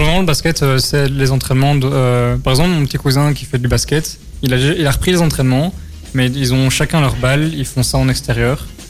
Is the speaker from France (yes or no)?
no; Belgium; nous, on est belge